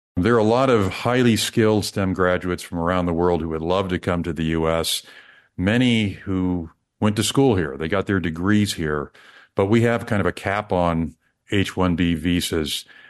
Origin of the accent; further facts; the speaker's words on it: Kansas City, United States; my hometown, Kansas City